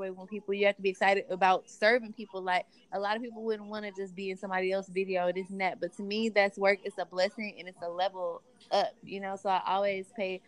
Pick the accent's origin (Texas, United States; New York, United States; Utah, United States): Texas, United States; Houston; moved away as an adult; now in Los Angeles, United States; I grew up in Third Ward